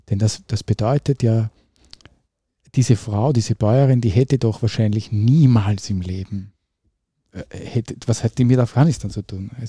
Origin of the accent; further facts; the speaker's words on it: Upper Austria, Austria; in Oberösterreich, in dem Dorf, in dem ich aufgewachsen bin